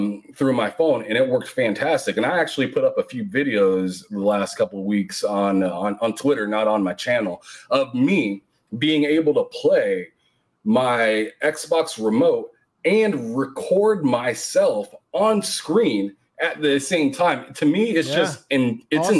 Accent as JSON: {"language": "English", "region": "Nebraska", "country": "United States", "said": "I'm from Nebraska"}